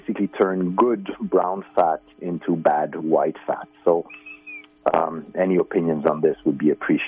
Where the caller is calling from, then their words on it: Finland; I'm calling from Finland.